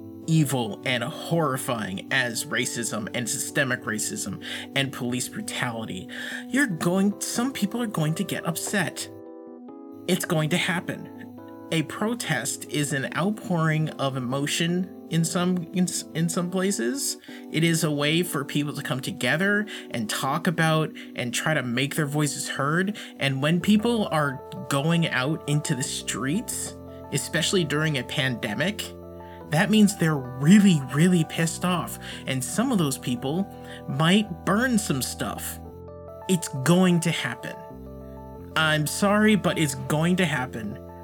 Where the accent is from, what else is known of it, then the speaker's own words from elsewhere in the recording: Massachusetts, United States; I'm from Massachusetts.